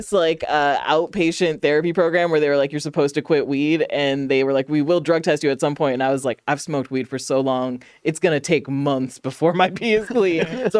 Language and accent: English; Chicago, Illinois, United States; I'm from Chicago.